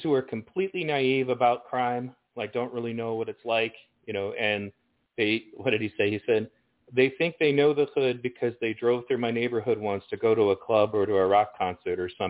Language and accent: English; Pontiac, Michigan, United States; I grew up in Pontiac, Michigan, which is a really rough neighborhood